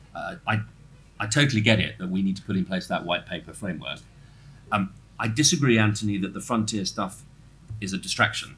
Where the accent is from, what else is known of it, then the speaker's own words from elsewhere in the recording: Norfolk, East of England, United Kingdom; I'm come from Norfolk